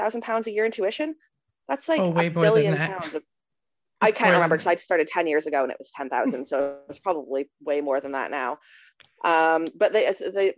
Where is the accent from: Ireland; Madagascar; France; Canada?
Canada; moved away as an adult; now in United Kingdom; I'm Canadian